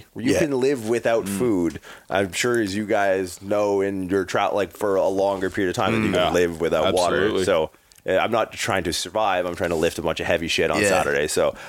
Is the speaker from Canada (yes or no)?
yes; Canada; moved away as an adult; also born or lived in California; makes you proud to be a Canadian.